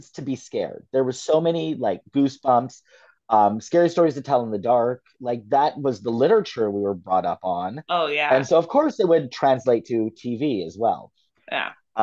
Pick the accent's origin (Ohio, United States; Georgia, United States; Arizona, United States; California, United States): California, United States; Fresno; the Fresno Nightcrawlers, which is my hometown cryptid